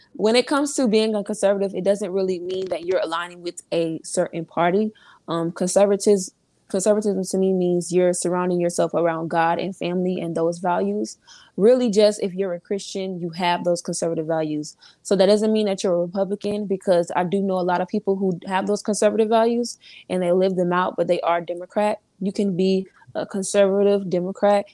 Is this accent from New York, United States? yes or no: no; Orlando, Florida, United States; I'm from Orlando, Florida